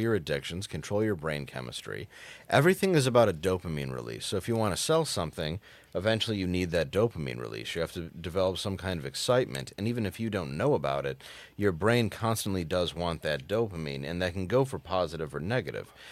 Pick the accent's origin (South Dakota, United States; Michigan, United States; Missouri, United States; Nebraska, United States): Michigan, United States; Detroit; I grew up in the Detroit area